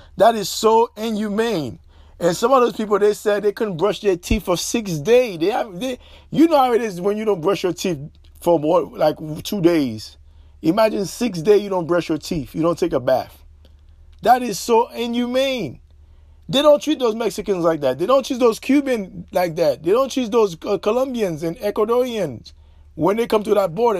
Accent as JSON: {"language": "English", "country": "Haiti", "moved": "yes", "lives_now": "United States", "said": "as a Haitian national who reside o-, overseas"}